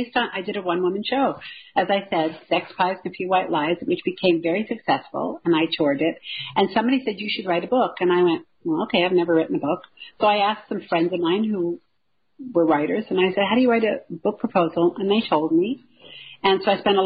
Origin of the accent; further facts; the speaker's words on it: Glasgow, Scotland, United Kingdom; moved away; also born or lived in Toronto; I'm from Glasgow, Scotland